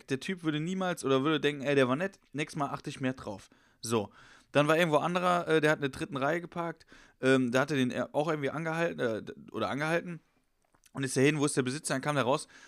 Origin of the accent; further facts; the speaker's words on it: Horhausen, Rhineland-Palatinate, Germany; Ich bin in Horhausen, in Schwester, jetzt kennst du ja auch, in meiner Heimat